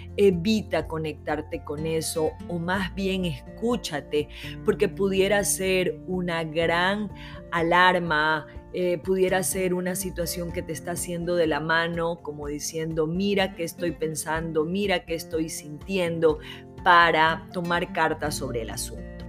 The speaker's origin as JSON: {"language": "Spanish", "country": "Ecuador", "said": "mi país"}